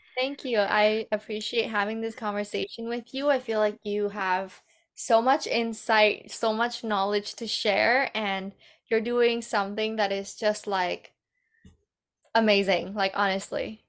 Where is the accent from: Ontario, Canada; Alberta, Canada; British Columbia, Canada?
British Columbia, Canada; Vancouver; moved away as an adult; also born or lived in Vietnam / Bali; now in Calgary, Canada; growing up in Vancouver has been quite challenging